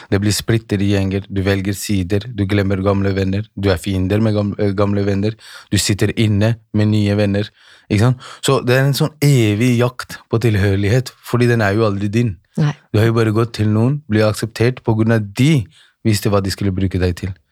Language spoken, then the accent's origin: Norwegian; Holmlia, Oslo, Norway; Jeg er, eh, jeg er født og oppvokst på Holmlia.